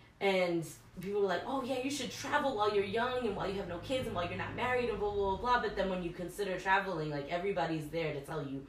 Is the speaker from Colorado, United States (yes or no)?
no; Stoughton, Massachusetts, United States; I was born in Massachusetts.